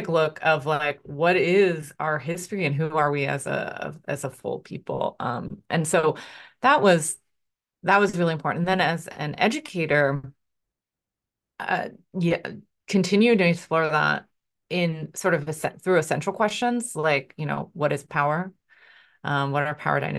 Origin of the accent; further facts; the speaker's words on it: Philadelphia, Pennsylvania, United States; And maybe because I grew up in Philly, in Philadelphia